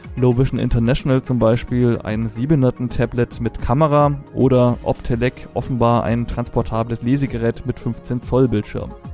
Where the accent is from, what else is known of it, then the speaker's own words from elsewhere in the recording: Franconia, Germany; Als Franke spreche ich Englisch very well